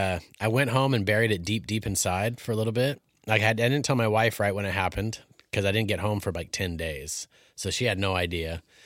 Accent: Alaska, United States; the glory of growing up in Alaska.

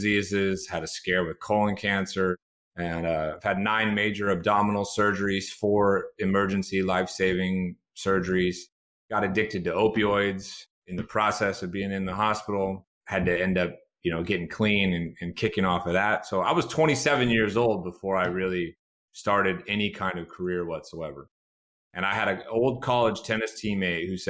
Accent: Chico, California, United States; I spent time in my hometown hospital, Chico, California.

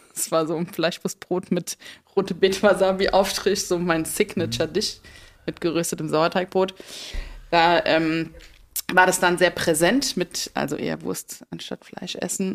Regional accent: Rhineland-Palatinate, Germany; in Rheinland-Pfalz, da wo ich herkomme

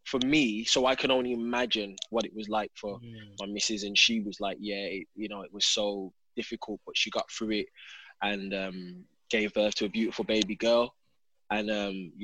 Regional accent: England, United Kingdom; moved away as an adult; also born or lived in Turkey; now in Los Angeles, United States; I'm an English guy

